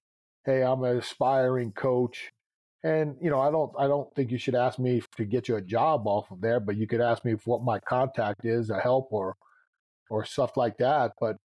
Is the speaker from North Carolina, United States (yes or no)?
no; New York, United States; I'm a New Yorker, man. That's just the way it is, man.